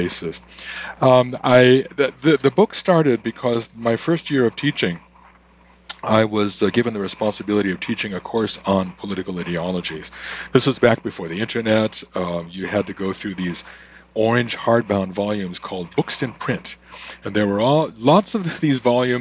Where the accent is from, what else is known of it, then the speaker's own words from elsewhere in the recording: near Chicago, Illinois, United States; moved away as an adult; now in Canada; I am originally from the States. I was born not far from Chicago, but I've lived in Canada for about a third of a century now.